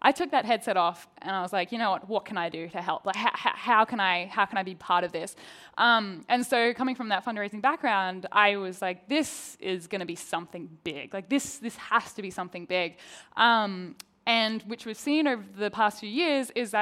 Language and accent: English; Australia; accent: Australian; I'm an Australian accent with an American crew